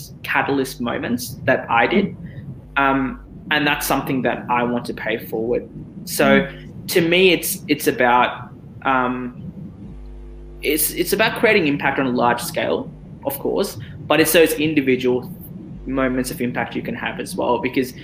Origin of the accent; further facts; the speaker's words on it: Australia; also born or lived in Abu Dhabi, United Arab Emirates; when I moved to Australia. So I was 9 years old, I was in grade four, and I actually struggled in school.